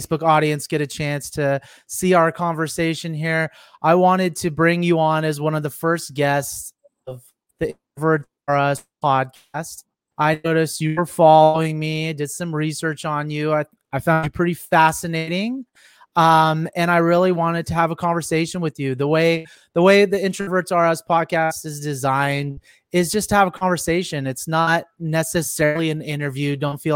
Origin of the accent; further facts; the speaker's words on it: Northern California, United States; I'm from Cali. I don't live in LA. I'm from Northern California